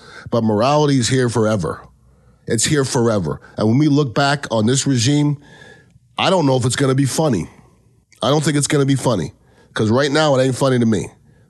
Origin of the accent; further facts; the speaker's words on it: Canada; I'm from Canada, okay?